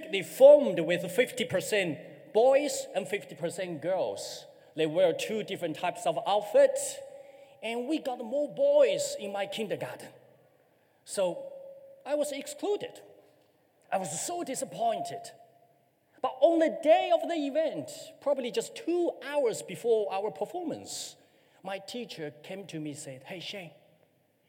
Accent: China; moved away as an adult; now in New Zealand; I'm from China

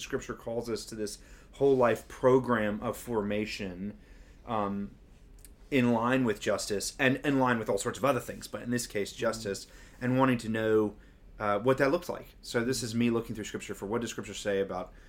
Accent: Memphis, Tennessee, United States; now in New Zealand; I'm from Memphis, a majority black city, arguably one of the cities with one of the worst racist legacies in the country.

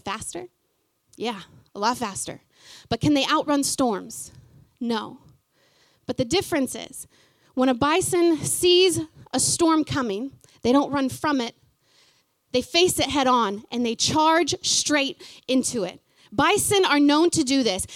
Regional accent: Fort Gibson, Oklahoma, United States; moved away as an adult; now in New Zealand; before I left my hometown of Fort Gibson, small hometown

